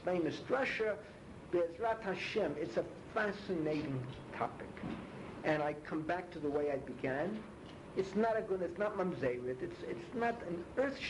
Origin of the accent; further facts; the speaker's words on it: New York City, New York, United States; moved away; I was born in the Bronx